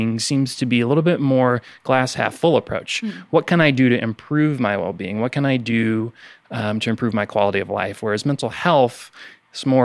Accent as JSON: {"language": "English", "town": "Savannah", "region": "Missouri", "country": "United States", "moved": "as an adult", "lives_now": "Mississippi, United States", "said": "I'm not originally from Mississippi. I'm originally from Savannah, Missouri, which if you haven't heard of it, it's about an hour north of Kansas City, Missouri"}